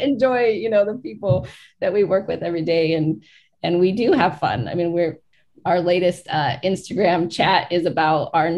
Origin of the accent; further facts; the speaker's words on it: Hoopa Reservation, California, United States; now in Portland, United States; I grew up on the Hoopa Reservation.